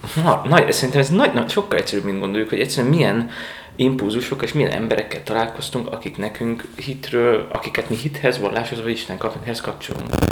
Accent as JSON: {"language": "Hungarian", "town": "Mosonmagyaróvár", "region": "Győr-Moson-Sopron", "country": "Hungary", "also_born_or_lived": "Rome, Italy / Germany", "moved": "yes", "lives_now": "Budapest, Hungary", "said": "Dunántúról származom, most a Magyaróváról"}